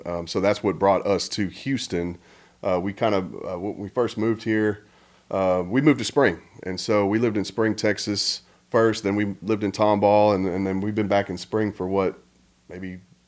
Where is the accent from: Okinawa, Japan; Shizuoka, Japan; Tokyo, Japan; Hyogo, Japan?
Okinawa, Japan; born there; I was born in Okinawa.